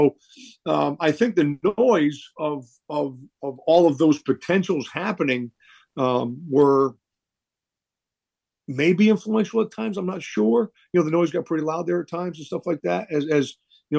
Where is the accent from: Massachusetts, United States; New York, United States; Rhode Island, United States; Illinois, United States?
Rhode Island, United States; moved away; the state of Rhode Island where I grew up